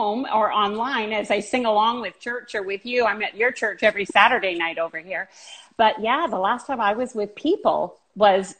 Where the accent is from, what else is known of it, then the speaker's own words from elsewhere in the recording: Vancouver, British Columbia, Canada; Born here, lived here all my life.